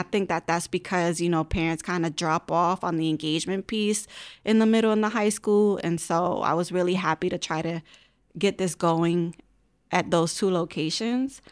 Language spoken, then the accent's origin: English; Hartford, Connecticut, United States; I was born and raised in Hartford, gra-, went through all Hartford schools, graduated from Hartford High